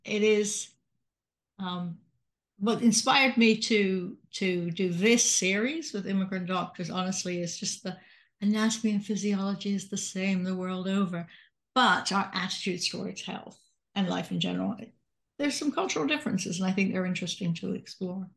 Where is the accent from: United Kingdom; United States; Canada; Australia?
United Kingdom; Salisbury, South West England; moved away; I'm from Salisbury, in England.